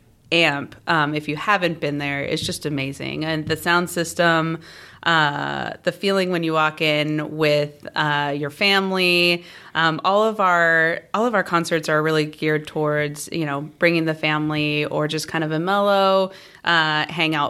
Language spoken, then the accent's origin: English; Southern California, United States; moved away as an adult; also born or lived in Portland, Oregon; now in Fishers, United States; I'm originally from the West Coast. Born and raised in Southern California